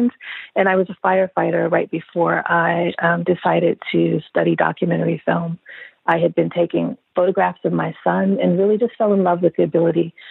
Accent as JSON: {"language": "English", "town": "Hattiesburg", "region": "Mississippi", "country": "United States", "tie": "born or raised there", "also_born_or_lived": "Chicago, Illinois", "moved": "as an adult", "said": "I grew up in Hattiesburg, Mississippi, so I'm a southerner. I lived there until I was 18. I was born in Chicago, grew up in Mississippi"}